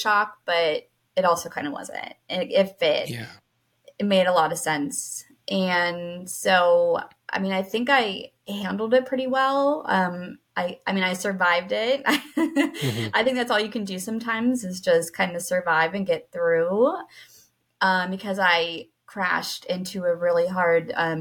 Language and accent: English; Pennsylvania, United States; I'm from Pennsylvania in the U.S.